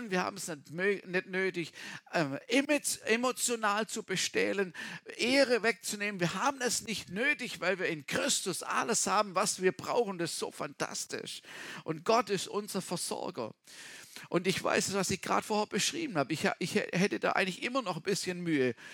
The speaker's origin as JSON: {"language": "German", "region": "Baden-Württemberg", "country": "Germany", "said": "Also ich komme aus dem Schwarzwald und meine Eltern hatten immer Feriengäste"}